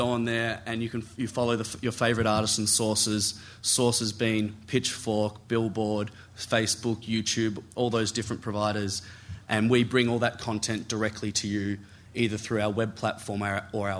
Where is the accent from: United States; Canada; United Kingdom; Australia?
Australia; I'm from Australia